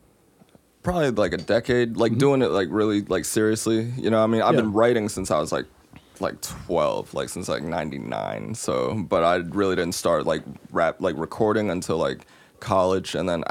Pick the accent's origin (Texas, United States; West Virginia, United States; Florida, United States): West Virginia, United States; Morgantown; I'm from Morgantown